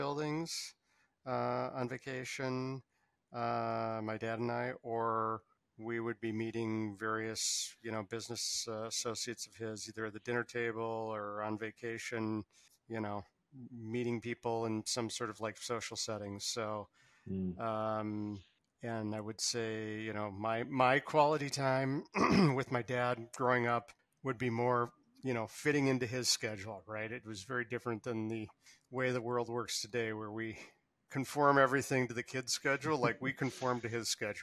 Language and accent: English; Upper Midwest, United States; I grew up in a, you know, pretty typical suburban Midwest home, coming from a Jewish family in the upper Midwest